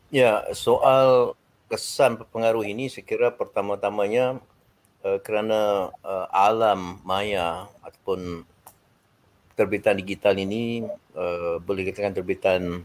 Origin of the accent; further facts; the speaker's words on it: Malaysia; kita sebagai orang Malaysia